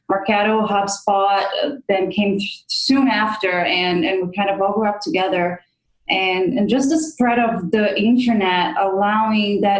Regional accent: Brazil; moved away as an adult; also born or lived in United States; I grew up in Brazil knowing that I wanted to come to the United States and I wanted to come to college in the US.

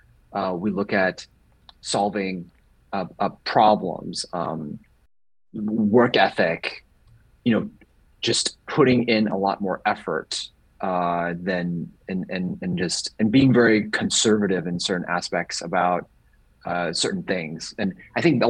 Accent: Hong Kong; first language English; moved away as an adult; also born or lived in Bloomington-Normal, Illinois, United States / San Diego, California, United States; And then I moved to Hong Kong when I was 9 years old

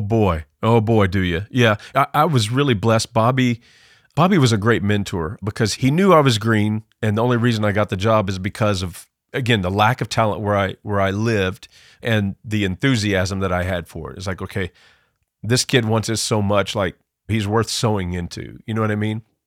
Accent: Southern Illinois, United States; moved away; I grew up in Southern Illinois. You could probably tell by my accent

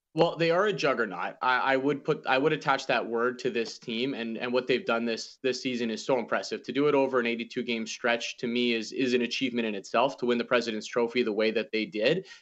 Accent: Canada; I, as a, as a Canadian

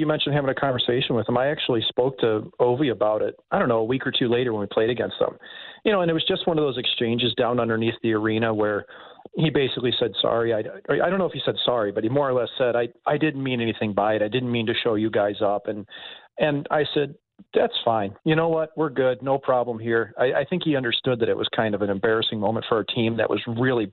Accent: St. Louis, Missouri, United States; growing up in St. Louis

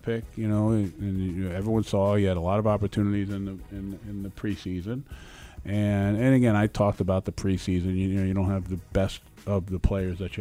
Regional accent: New York City, New York, United States; growing up in the Bronx

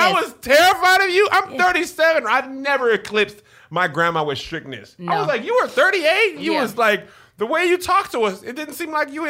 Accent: El Paso, Texas, United States; we grew up in El Paso around only Mexican kids mm-hmm. in school and only black people in church.

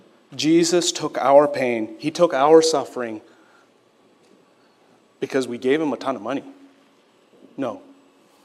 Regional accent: Quebec, Canada; moved away; also born or lived in Sri Lanka; When I grew up in elementary school, my elementary school was in Quebec

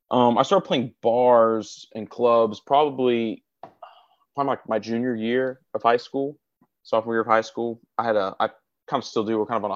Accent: Gainesville, Florida, United States; I'm born and raised here, so I can name you every part of the town.

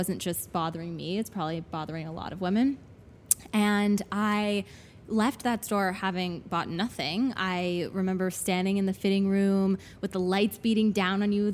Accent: Atlanta, Georgia, United States; moved away as an adult; also born or lived in North Carolina; now in New York, United States; I grew up in Atlanta from the South

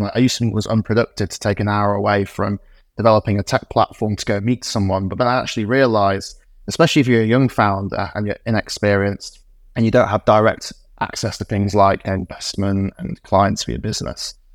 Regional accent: Morley, Yorkshire and the Humber, United Kingdom; also born or lived in Oxford; when I was growing up in Morley in West Yorkshire

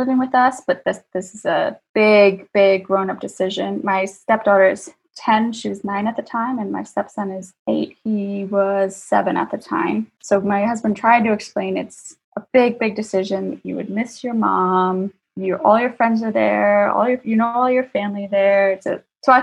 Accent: New Jersey, United States; moved away as an adult; also born or lived in Singapore; now in Dubai, United Arab Emirates; I am from New Jersey, born and raised.

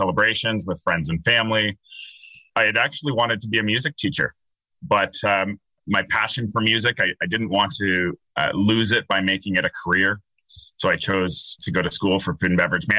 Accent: Dorchester, Ontario, Canada; moved away as an adult; also born or lived in Toronto / Milton; now in South Georgian Bay, Canada; I had actually grown up outside London, Andrew, on a small farm in Dorchester

